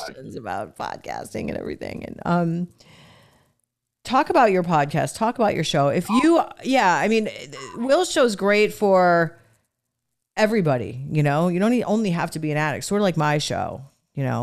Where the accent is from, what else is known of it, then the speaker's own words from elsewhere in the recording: Cleveland, Ohio, United States; where I grew up in Cleveland